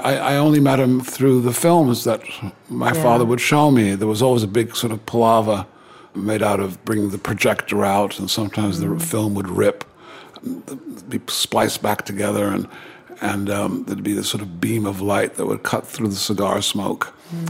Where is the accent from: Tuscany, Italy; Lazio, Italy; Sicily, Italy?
Lazio, Italy; Rome; born there; I was born in Rome. My father was making a film called The Bible.